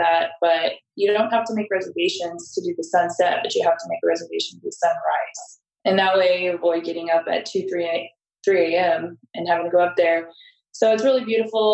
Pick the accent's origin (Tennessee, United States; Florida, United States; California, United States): California, United States; San Diego; now in Maui, United States; I'm from San Diego, so I am used to warm weather year round